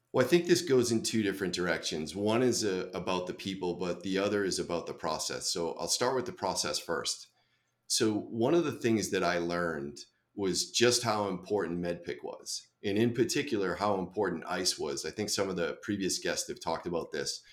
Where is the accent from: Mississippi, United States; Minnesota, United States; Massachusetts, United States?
Massachusetts, United States; Boston; I grew up in Boston